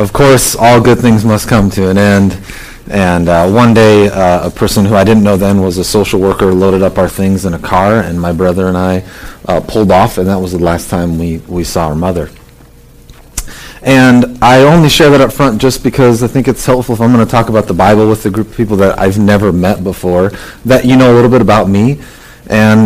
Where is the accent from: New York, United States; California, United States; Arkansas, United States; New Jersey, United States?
California, United States; Southern; I grew up in Southern California.